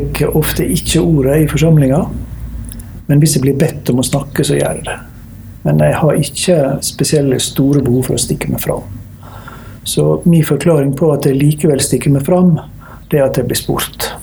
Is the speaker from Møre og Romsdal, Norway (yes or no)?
yes; Ørsta, Møre og Romsdal, Norway; Ørsta kommune, der jeg vokste opp